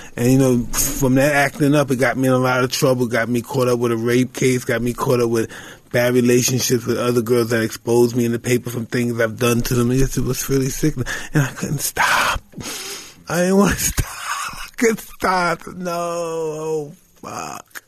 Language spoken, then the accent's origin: English; New York, United States; I'm, I'm from New York